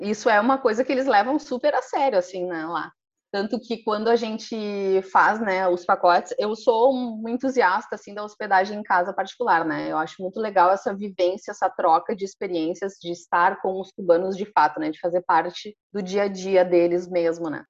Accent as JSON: {"language": "Portuguese", "region": "interior of Rio Grande do Sul", "country": "Brazil", "also_born_or_lived": "Porto Alegre", "moved": "yes", "lives_now": "Nova Petrópolis, Brazil", "said": "sou do interior de Rio Grande, uma cidadezinha bem ao sul"}